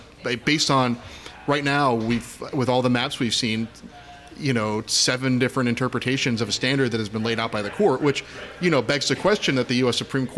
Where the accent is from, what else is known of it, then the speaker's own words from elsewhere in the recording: Upper Bucks County, Pennsylvania, United States; I grew up in Upper Bucks County.